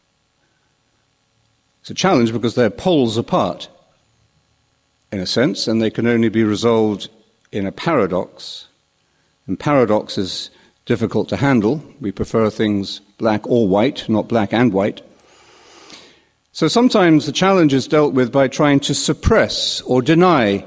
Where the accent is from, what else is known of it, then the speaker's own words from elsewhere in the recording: London, United Kingdom; When I was a young boy growing up in London, I used to walk to Portobello Market